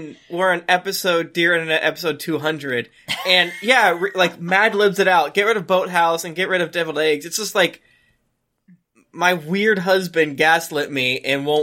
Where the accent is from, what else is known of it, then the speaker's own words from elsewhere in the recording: Florida, United States; I'm from Florida